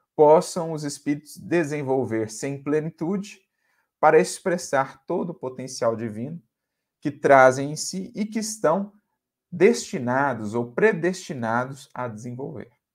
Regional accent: Minas Gerais, Brazil; now in São Paulo, Brazil; nós que somos mineiros também, embora aqui situados em São Paulo, mas Minas está em nosso coração

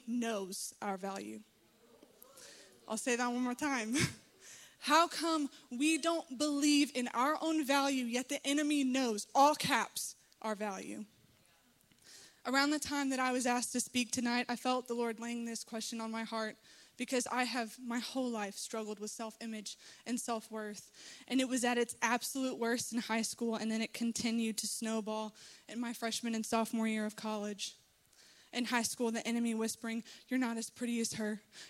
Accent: Little Rock, Arkansas, United States; I'm from Little Rock

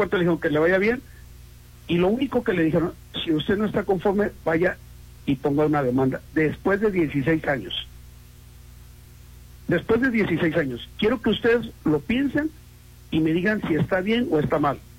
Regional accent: Acapulco, Guerrero, Mexico; now in Mazatlán, Mexico; Mira, yo soy acapulqueño.

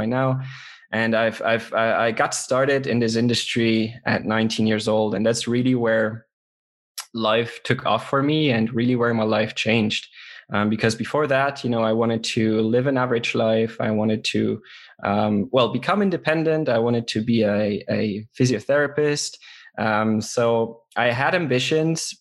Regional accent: Luxembourg; from Luxembourg

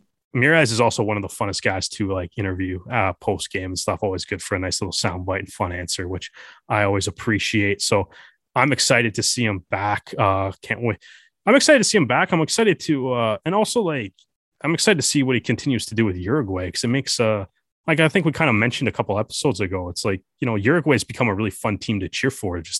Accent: Canada; watching it as a Canadian rugby fan

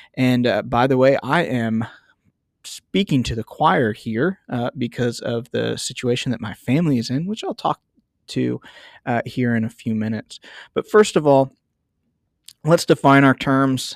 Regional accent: United States; I'm an American

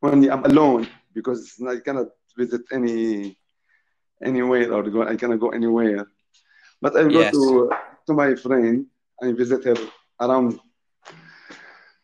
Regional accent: Syria; now in United Kingdom; I'm from Syria

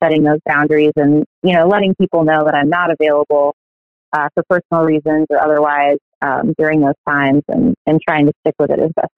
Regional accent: upstate New York, United States; I am from New York, from upstate New York actually.

